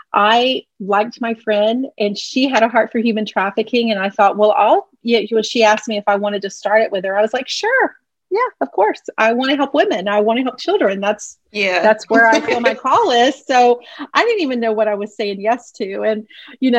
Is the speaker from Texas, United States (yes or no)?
yes; Houston, Texas, United States; moved away as an adult; now in the Carolinas, United States; I was born in Houston. I lived there until I was 29 years old or 28 years old